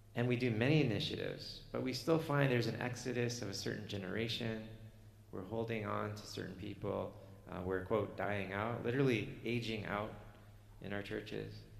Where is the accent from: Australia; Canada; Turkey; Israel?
Canada; I'm Canadian